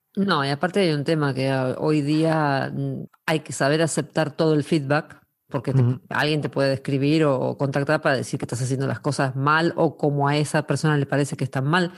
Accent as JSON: {"language": "Spanish", "country": "Argentina", "said": "soy argentina"}